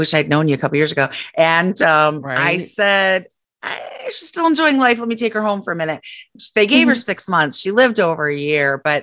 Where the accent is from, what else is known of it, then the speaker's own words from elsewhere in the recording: Saginaw, Michigan, United States; now in Defiance, United States; I'm from Saginaw, Michigan, and we have like, you know, six high schools in Saginaw